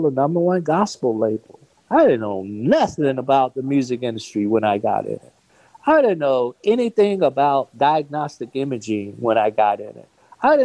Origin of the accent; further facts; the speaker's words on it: Gaston, Alabama, United States; growing up in Gaston, Alabama